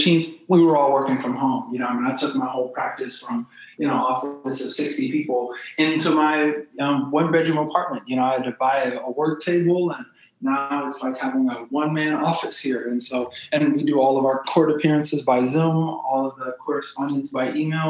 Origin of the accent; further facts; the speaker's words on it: St. Louis, Missouri, United States; I'm a city kid, you know, so I grew up in South St. Louis